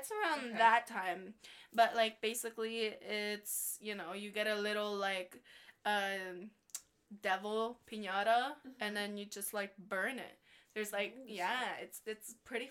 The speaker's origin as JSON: {"language": "English", "country": "Guatemala", "moved": "yes", "said": "back home, it's totally different. I'm from Guatemala"}